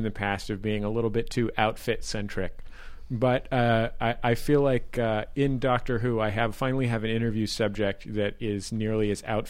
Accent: United States; As an American

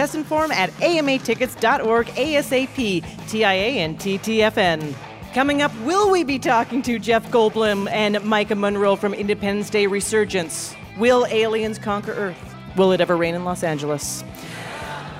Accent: Canada; now in New York, United States; I am from Canada

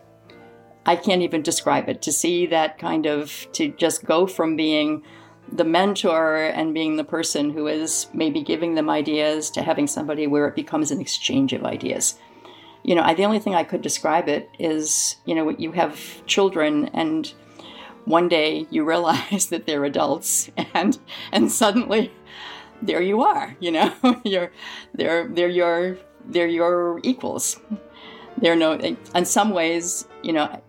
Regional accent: Lowell, Massachusetts, United States; moved away as an adult; now in Michigan, United States; I'm originally from the East Coast, from Lowell, Massachusetts

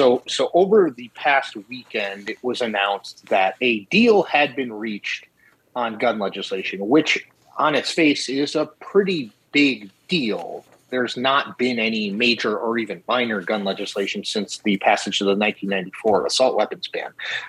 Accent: Connecticut, United States; Newtown, Connecticut, my home state

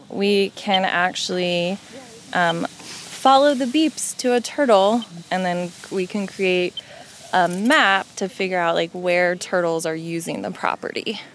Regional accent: New Jersey, United States; I grew up in New Jersey

